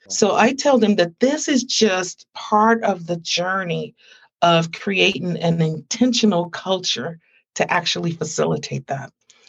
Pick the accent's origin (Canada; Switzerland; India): Canada; I'm from Canada.